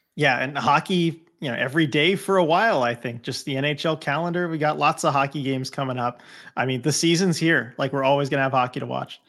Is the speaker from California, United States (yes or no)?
yes; Southern California, United States; growing up in Southern California